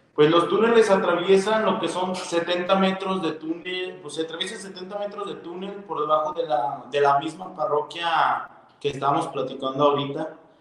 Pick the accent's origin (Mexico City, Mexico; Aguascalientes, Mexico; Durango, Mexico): Aguascalientes, Mexico; Real de Asientos; me encanta mi pueblo